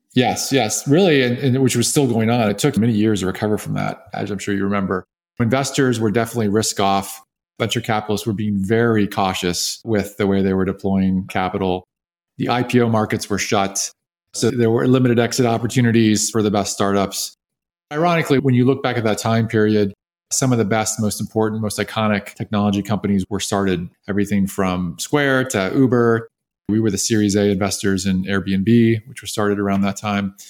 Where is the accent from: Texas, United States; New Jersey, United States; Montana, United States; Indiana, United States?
Texas, United States; Austin; moved away as an adult; also born or lived in North Carolina; now in California, United States; I grew up in Austin, Texas